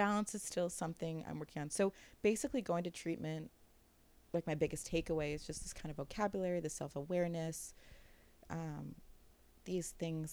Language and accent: English; New York, United States; I'm a Jew from New York